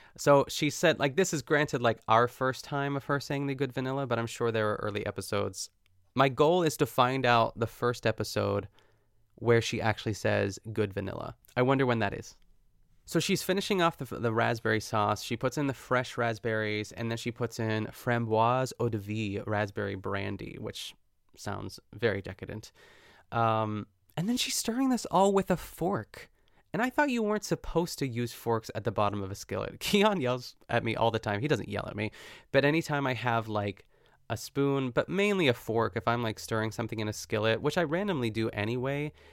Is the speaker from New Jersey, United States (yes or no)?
no; North Huntington, Pennsylvania, United States; my hometown of North Huntington, Pennsylvania